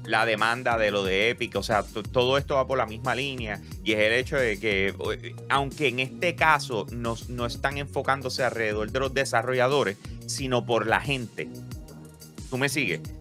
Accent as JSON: {"language": "Spanish", "town": "Bayamón", "country": "Puerto Rico", "said": "los que somos de Bayamón de verdad"}